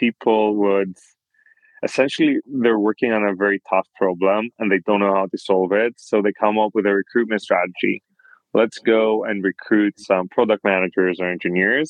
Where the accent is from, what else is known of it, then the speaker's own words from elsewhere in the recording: Greece; moved away as an adult; also born or lived in Europe / United States; I was born and raised in Greece